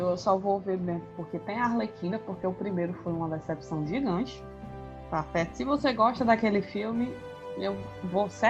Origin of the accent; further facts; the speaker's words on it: Brazil; A gente é brasileiro e não desiste nunca.